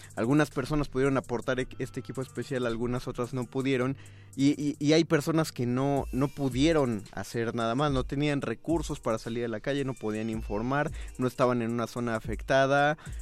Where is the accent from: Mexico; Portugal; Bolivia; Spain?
Mexico; los mexicanos olvidamos